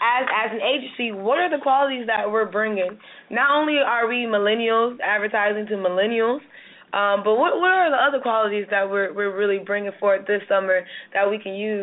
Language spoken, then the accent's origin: English; Florida, United States; now in Dallas, United States; You know, I'm from Florida, so I'm enjoying the sun, honestly. And actually, I'm not the only person from Florida